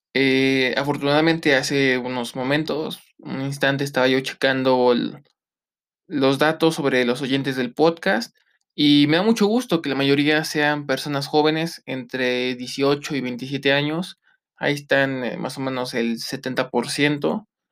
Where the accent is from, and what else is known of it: Mexico